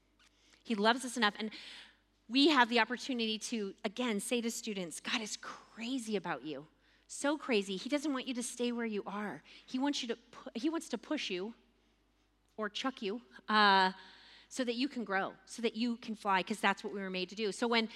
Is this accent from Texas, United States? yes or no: yes; Texas, United States; as a Texan